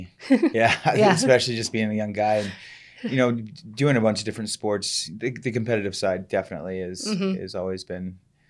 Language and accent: English; Columbus, Ohio, United States; I'm originally from Columbus, Ohio, and mm-hmm. I grew up in a very nice home